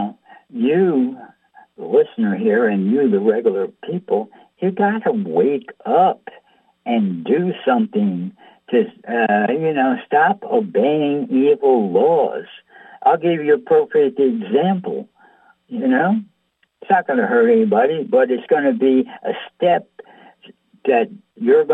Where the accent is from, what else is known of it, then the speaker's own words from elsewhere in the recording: United States; we grew up here in America